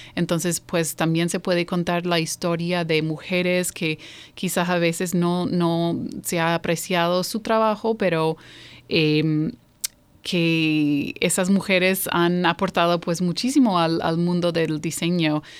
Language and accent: Spanish; New York, United States; also born or lived in Iowa / Mexico City; now in Baltimore, United States; sí nací aquí, yo nací en Nueva York, Ah, soy de ahí, eh, pero he vivido en Iowa, he vivido en la Ciudad de México y eh, ahora estoy radicada aquí en Baltimore